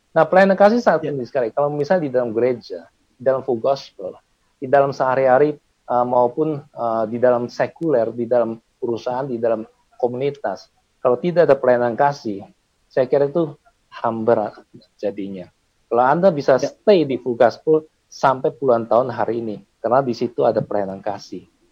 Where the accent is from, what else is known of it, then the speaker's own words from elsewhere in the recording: Medan, North Sumatra, Indonesia; Saya orang Medan, bukan orang Kudus